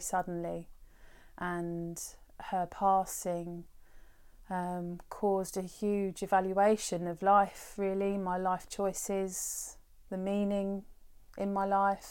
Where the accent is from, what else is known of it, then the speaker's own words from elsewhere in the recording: Brighton, South East England, United Kingdom; I grew up in Brighton. I was born here as well and I've lived here, um, the majority of my life.